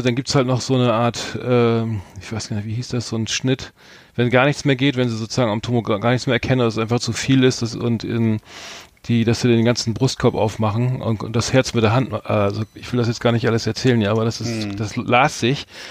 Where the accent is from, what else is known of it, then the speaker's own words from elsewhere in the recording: Bremen, Germany; hier als Norddeutscher, äh, wir beide sind ja gebürtige Bremer